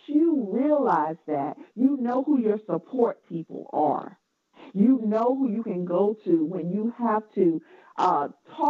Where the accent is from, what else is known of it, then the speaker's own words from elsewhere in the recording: North Carolina, United States; accent: Southern; now in Washington, D.C. metropolitan area, United States; I was ashamed of my Southern accent. I'm from North Carolina.